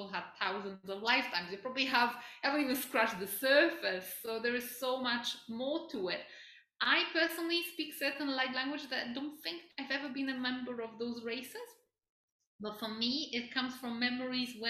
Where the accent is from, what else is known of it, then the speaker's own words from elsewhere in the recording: Poland; moved away; I grew up in Poland